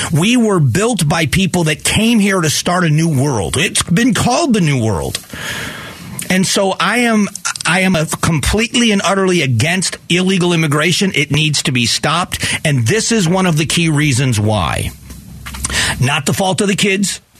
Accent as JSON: {"language": "English", "country": "United States", "said": "I think that as an American, what we have done, we have to take some responsibility."}